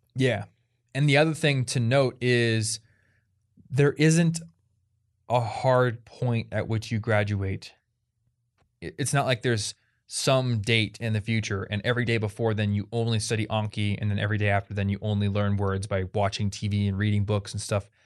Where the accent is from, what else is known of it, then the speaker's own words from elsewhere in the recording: United States; I'm an American